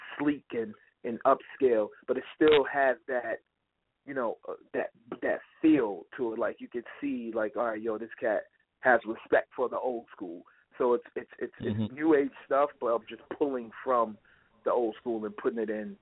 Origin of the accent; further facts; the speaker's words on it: Tuscaloosa, Alabama, United States; now in New York, United States; I was born out there in Tuscaloosa